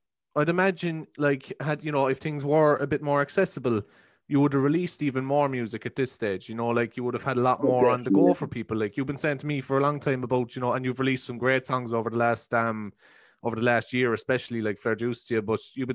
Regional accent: Ireland; being Irish

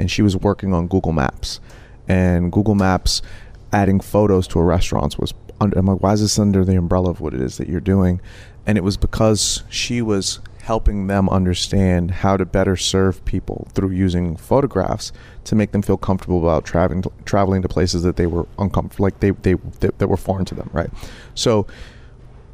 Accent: New York City, New York, United States; in the projects where we grew up in the Bronx

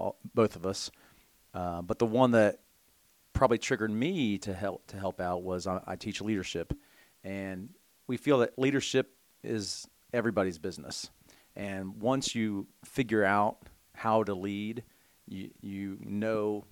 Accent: Belpre, Ohio, United States; I grew up in Belpre, Ohio

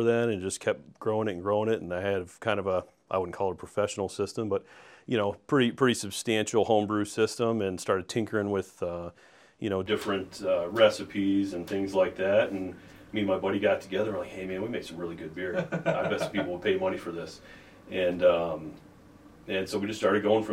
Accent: Findlay, Ohio, United States; now in Sandusky, United States; originally born and raised in Findlay, Ohio

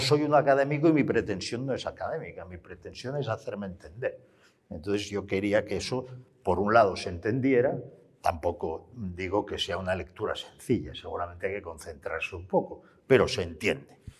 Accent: Barcelona, Catalonia, Spain; Yo como barcelonés

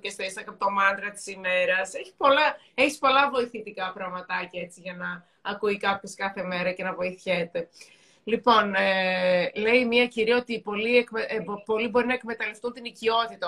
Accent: Thessaloniki, Central Macedonia, Greece; και εγώ είμαι από τη Θεσσαλονίκη

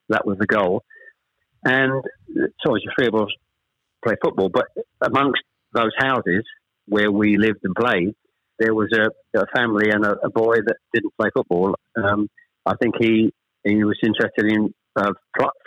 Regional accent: Chelmsford, East of England, United Kingdom; born or raised there; also born or lived in Ashton-under-Lyne

